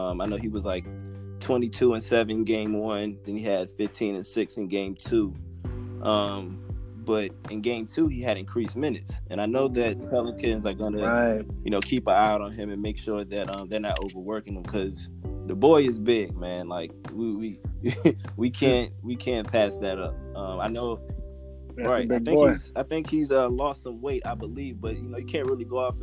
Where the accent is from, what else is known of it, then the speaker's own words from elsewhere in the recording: Richmond, Virginia, United States; now in Charlotte, United States; born and raised in Richmond, currently residing in Charlotte, North Carolina